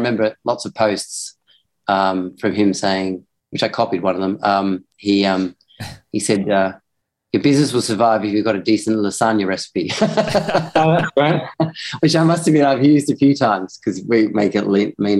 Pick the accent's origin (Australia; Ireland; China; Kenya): Australia; accent: ocker; also born or lived in Hong Kong; now in Hampshire, United Kingdom; being Australian